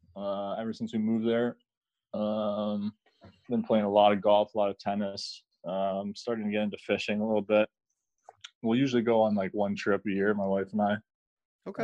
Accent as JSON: {"language": "English", "country": "Canada", "said": "I'm Canadian"}